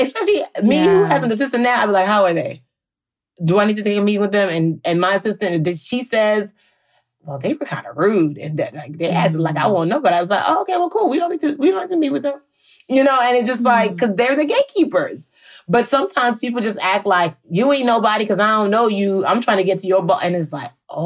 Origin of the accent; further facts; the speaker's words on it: Maryland, United States; also born or lived in Nigeria; I'm from Maryland